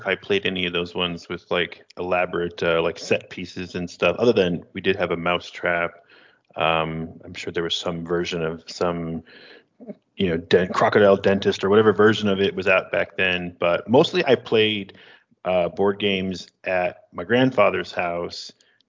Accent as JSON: {"language": "English", "town": "Niagara Falls", "region": "New York", "country": "United States", "tie": "born or raised there", "also_born_or_lived": "Texas / Massachusetts", "said": "No, I was born in Texas, actually. Yes. Lived here until I was like 5, and then Massachusetts for a couple of years, and didn't move to Niagara Falls until I was 9 in 1989."}